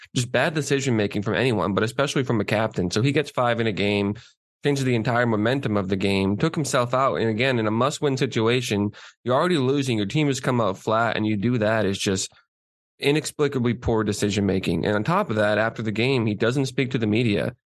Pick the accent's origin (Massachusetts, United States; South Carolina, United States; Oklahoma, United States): Massachusetts, United States; South Shore; born or raised there